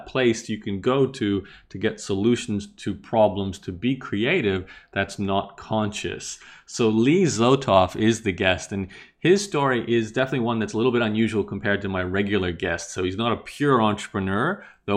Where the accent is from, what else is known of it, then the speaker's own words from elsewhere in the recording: Australia; growing up in Australia